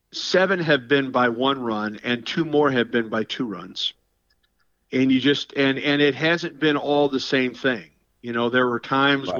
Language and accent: English; Southern Illinois, United States; moved away as an adult; now in Auburn, United States; I'm from Southern Illinois, grew up there, and still have family there and friends there